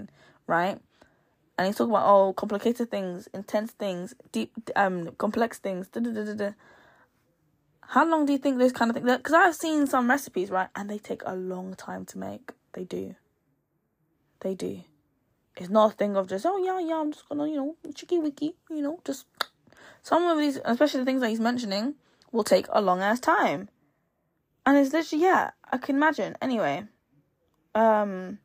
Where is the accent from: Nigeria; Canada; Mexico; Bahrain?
Nigeria; I'm Nigerian